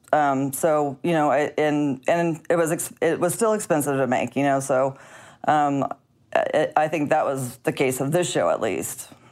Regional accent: Missouri, United States; moved away; I'm from Missouri.

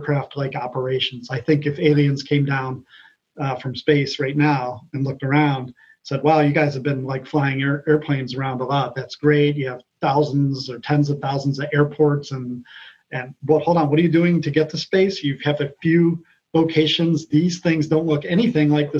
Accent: Ohio, United States; moved away; also born or lived in California; I'm from Ohio originally

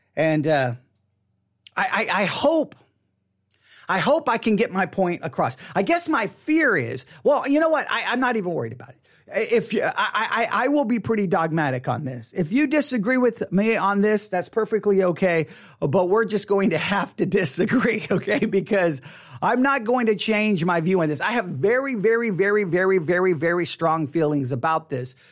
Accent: West Texas, United States; I grew up in West Texas.

